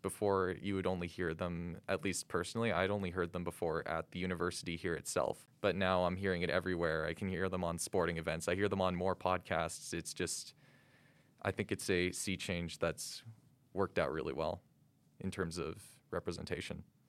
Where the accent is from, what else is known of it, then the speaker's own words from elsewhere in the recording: St. Albert, Alberta, Canada; moved away as an adult; now in Calgary, Canada; I'm originally from Saint Albert, Alberta, but now I reside here in Calgary, Alberta